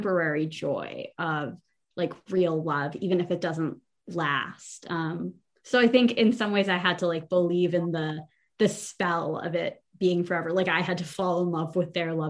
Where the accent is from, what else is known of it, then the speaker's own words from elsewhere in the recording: Atlanta, Georgia, United States; I grew up in Atlanta in 2005 and 2006